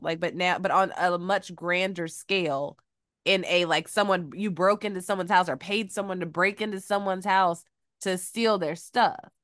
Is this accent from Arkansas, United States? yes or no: no; Georgia, United States; moved away as an adult; also born or lived in Phenix City, Alabama; now in Los Angeles, United States; I am from Georgia